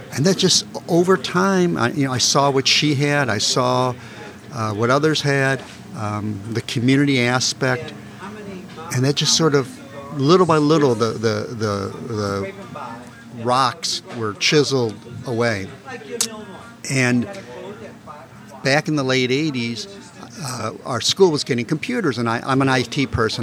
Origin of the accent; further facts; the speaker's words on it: University City, Missouri, United States; I grew up in University City